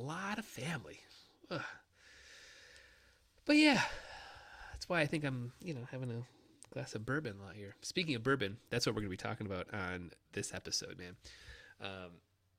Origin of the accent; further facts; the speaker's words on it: Michigan, United States; I'm from Michigan